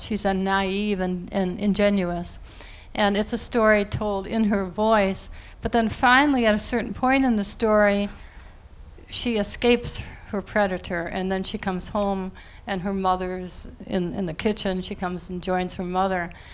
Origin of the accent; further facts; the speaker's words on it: near Niagara Falls, New York, United States; now in Princeton, United States; I grew up near Niagara Falls, as a girl